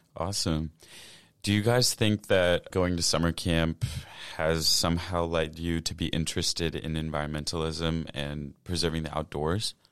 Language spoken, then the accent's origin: English; Washington, United States; I'm a Washington native.